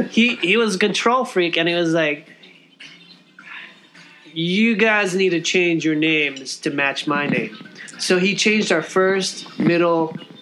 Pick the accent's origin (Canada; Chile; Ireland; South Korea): South Korea; born there; So I was born in Korea, so